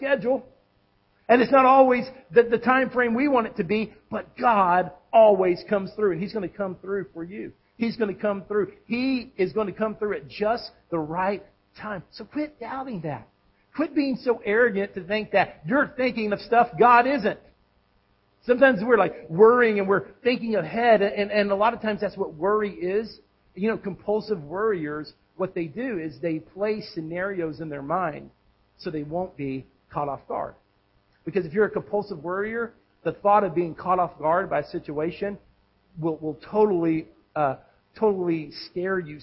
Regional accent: Texas, United States; moved away as an adult; now in Tennessee, United States; I grew up in Texas, and in Texas we have a lot of sandy soil

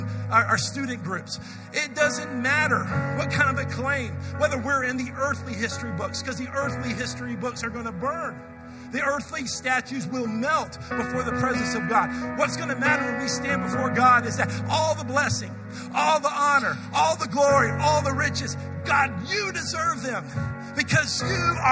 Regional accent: United States; I'm an American

